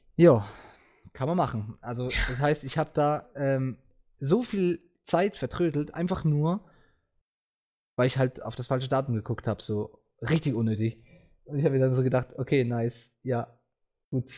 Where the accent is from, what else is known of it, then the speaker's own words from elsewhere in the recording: Switzerland; ich komme aus der Schweiz